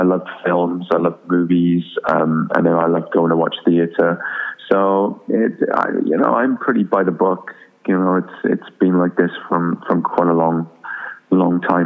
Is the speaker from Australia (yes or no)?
no; Wales, United Kingdom; I'm from Wales originally, and, you know, I'm a Welsh speaker and went to Welsh school